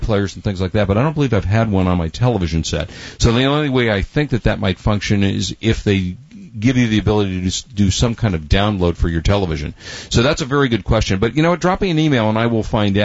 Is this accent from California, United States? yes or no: yes; Los Angeles, California, United States; When I was a kid, I grew up in Los Angeles being a Laker fan.